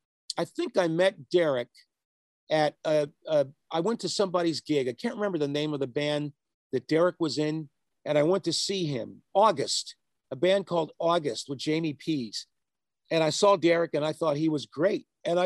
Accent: Pennsylvania, United States; moved away; also born or lived in Fairbanks, Alaska; I grew up in Pennsylvania and then Alaska because my father worked for the government. And I came back to the East Coast for high school and sort of grew up in a suburb of Philadelphia. And so, you know, my roots are East Coast, PA, and also Fairbanks, Alaska, kind of a mix.

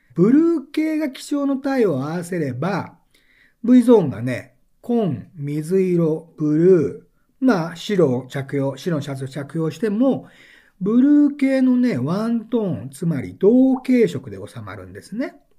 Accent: Okayama, Japan; 私、岡山の出身でございまして

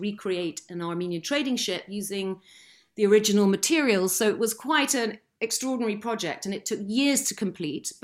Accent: Lymington, South East England, United Kingdom; I was brought up in the New Forest

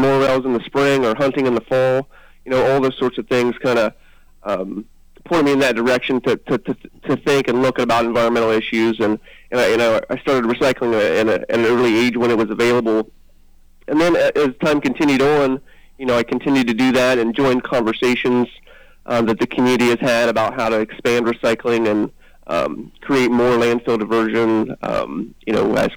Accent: Logan, Ohio, United States; I was born and raised in Hocking County, just outside of Logan

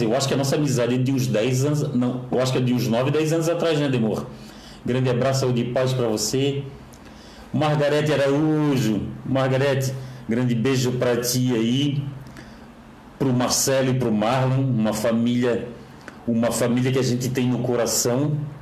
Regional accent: Florianópolis, Santa Catarina, Brazil; Eu que sou eu que sou daqui de Florianópolis, sou apaixonado por Florianópolis

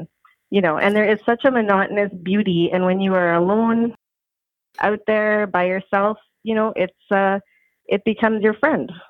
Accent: Ontario, Canada; also born or lived in Steinbach, Manitoba / Saskatchewan; I was born in Steinbach, Manitoba, and then we moved when I was younger to Ontario, and then in uh, 1980 to Saskatchewan, where I grew my love of the prairies.

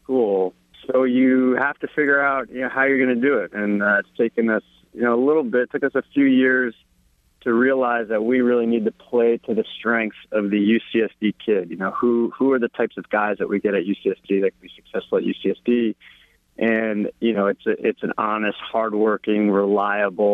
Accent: New Jersey, United States; moved away as an adult; I grew up in New Jersey, and I played for Miller Bulari in high school

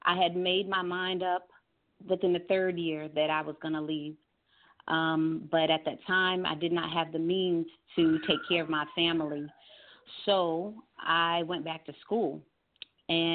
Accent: New York, United States; moved away as an adult; now in Georgia, United States; I had to leave my home state, which is New York.

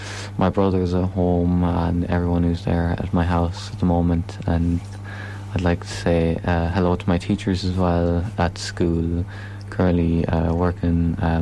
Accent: Tulsk, Connacht, Ireland; also born or lived in Longford; Although I am from Tulsk

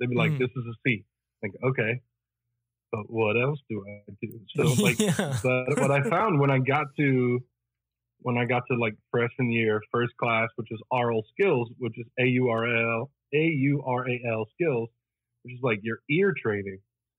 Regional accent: northern Italy, Italy; Oh, I grew up in Northern Italy.

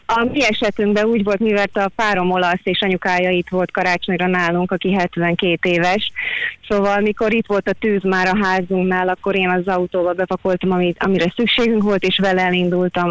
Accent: Hungary; now in Australia; tényleg itt vagyok Ausztráliában, de büszke vagyok arra, hogy magyar vagyok

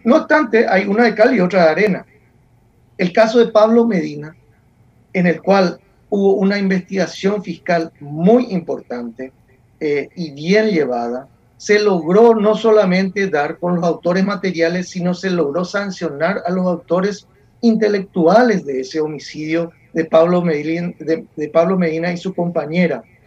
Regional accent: Paraguay

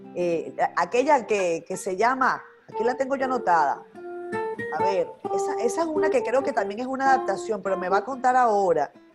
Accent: Venezuela; moved away as an adult; now in Dominican Republic; Yo soy venezolana, con el ah. corazón dominicano ya, después de 10 años

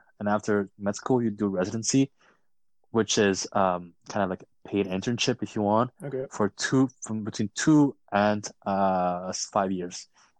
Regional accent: Quebec, Canada; I'm from Quebec and Canada.

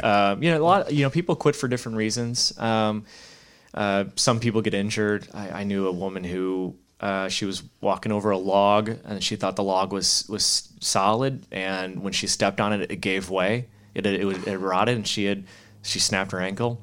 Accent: Chicago, Illinois, United States; moved away as an adult; now in Monterey, United States; I brought her to Chicago just, you know, show the hometown

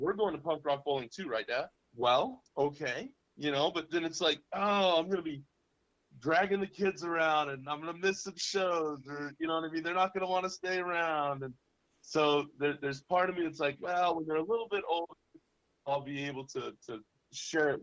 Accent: Central California, United States; growing up in Central California

